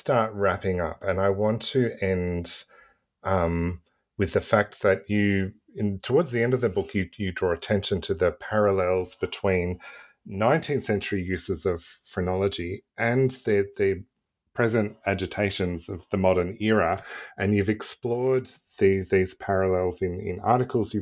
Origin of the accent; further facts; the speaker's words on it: Melbourne, Victoria, Australia; I grew up in Melbourne, and I know these buildings